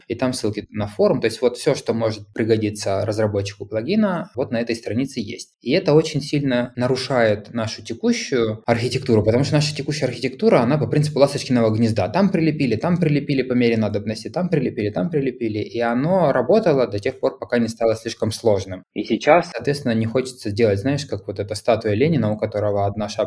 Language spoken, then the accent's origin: Russian; Kharkiv, Kharkiv Oblast, Ukraine; Я из Харькова